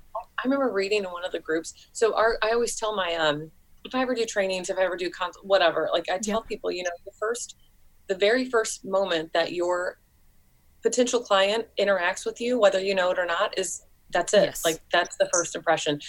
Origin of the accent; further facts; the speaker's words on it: St. Louis, Missouri, United States; moved away as an adult; now in Columbia, United States; I grew up in St. Louis, which is like a you know popular yes. city, and yeah, in Missouri